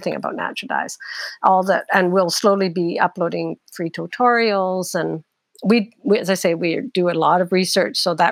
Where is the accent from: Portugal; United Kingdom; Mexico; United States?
United Kingdom; I know I'm British. I come from a British parents